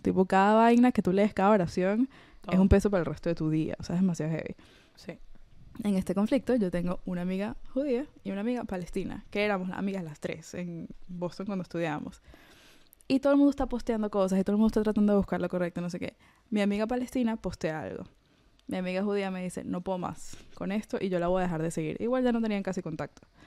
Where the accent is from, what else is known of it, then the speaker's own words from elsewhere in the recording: Venezuela; moved away; yo crecí en la Venezuela de Chávez